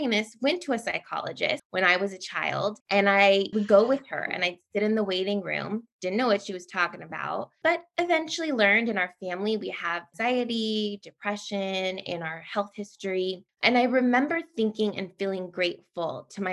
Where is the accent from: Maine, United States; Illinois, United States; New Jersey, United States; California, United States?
California, United States; San Francisco Bay Area; born and raised in the San Francisco Bay Area